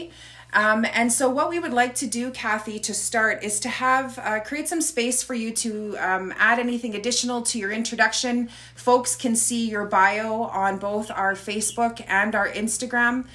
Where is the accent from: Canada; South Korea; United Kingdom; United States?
Canada; Kehewin Cree Nation, Alberta; I'm from the Kihiwin Cree Nation here in Treaty 6 territory.